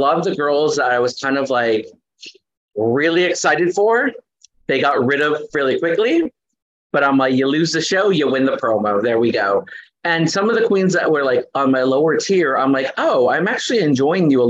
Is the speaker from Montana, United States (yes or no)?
no; Los Angeles, California, United States; I grew up in East Los Angeles.